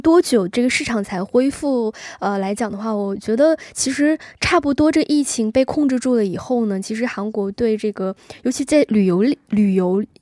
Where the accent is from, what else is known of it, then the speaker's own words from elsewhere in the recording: China; now in South Korea; 我也是中国人